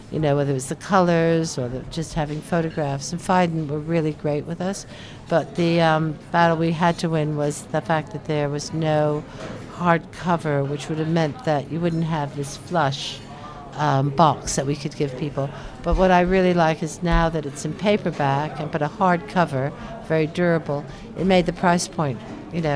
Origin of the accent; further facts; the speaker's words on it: United States; now in London, United Kingdom; it's my own country, the United States